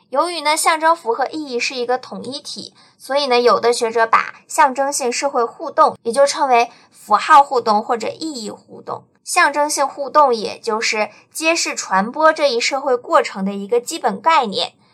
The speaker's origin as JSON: {"language": "Chinese", "country": "China", "said": "我作为一个中国人"}